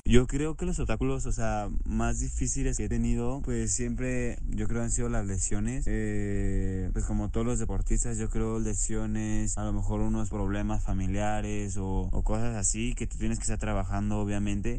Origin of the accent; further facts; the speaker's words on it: Zapopan, Jalisco, Mexico; soy de Jalisco, de Zapopan, Jalisco